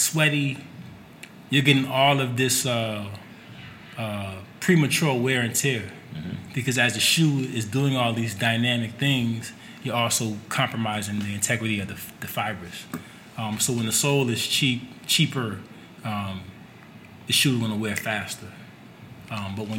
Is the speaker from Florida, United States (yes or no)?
no; New York City, New York, United States; I'm from Brooklyn